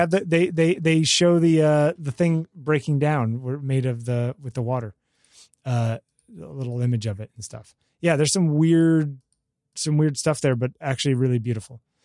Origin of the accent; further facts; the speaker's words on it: United States